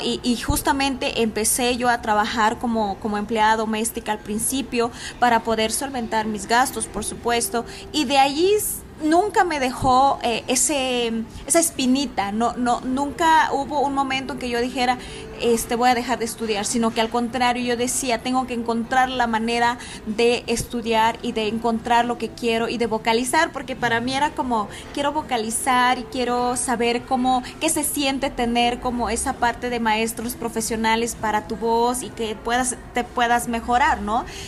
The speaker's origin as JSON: {"language": "Spanish", "country": "Mexico", "also_born_or_lived": "Guadalajara, Jalisco", "said": "nuestro México, que son las lenguas, que es eh, mi vestimenta, que es eh, toda la cosmovisión que tiene mi comunidad"}